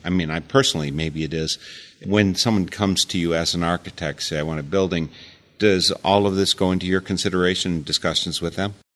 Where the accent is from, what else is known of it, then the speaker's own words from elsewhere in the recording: United States; also born or lived in Eau Claire; as an American